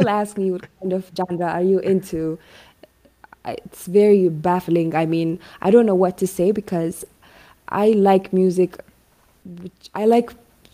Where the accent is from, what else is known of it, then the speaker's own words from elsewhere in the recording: Hawassa, Sidama, Ethiopia; now in Addis Ababa, Ethiopia; I grew up in Awasa, so Awasa is located 25 kilometers away from Shashamani.